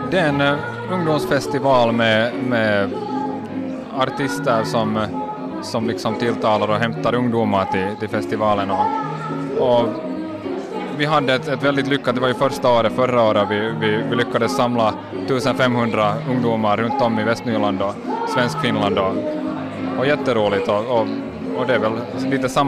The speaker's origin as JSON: {"language": "Swedish", "town": "Raseborg", "region": "Uusimaa", "country": "Finland", "tie": "born or raised there", "said": "Det är min hemstad. Jag, jag, jag bor här för tillfället. Jag har varit borta i fem år och, och kom tillbaks igen och började arbeta här."}